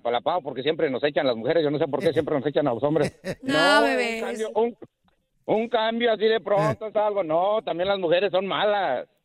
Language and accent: Spanish; Mexico; yo soy mexicano